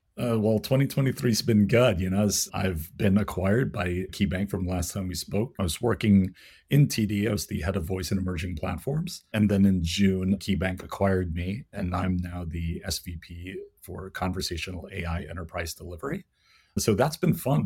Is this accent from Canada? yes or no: no; Philippines; I'm Filipino, so the language that I speak is Tagalog.